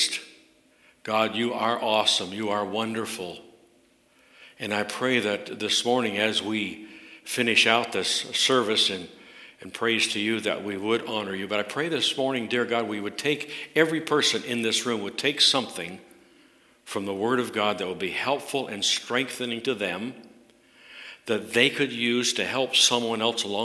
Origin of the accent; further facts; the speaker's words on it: Canada; I'm a Canadian through and through